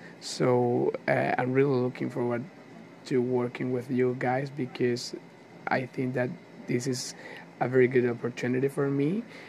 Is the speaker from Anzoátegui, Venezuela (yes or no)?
yes; Barcelona, Anzoátegui, Venezuela; I'm 19 years old. I'm from Venezuela, Barcelona, Venezuela.